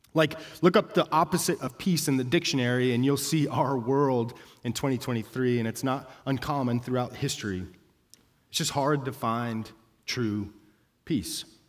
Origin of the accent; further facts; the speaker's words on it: Denver, Colorado, United States; moved away; I'm from Denver